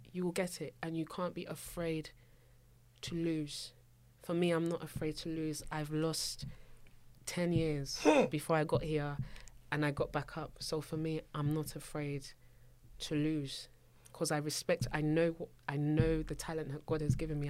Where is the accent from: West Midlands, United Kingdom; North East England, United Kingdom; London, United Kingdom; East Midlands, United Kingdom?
London, United Kingdom; also born or lived in Abuja, Nigeria; not only do I come from South London, hmm. I come from a Nigerian household. I, I was actually born in Nigeria.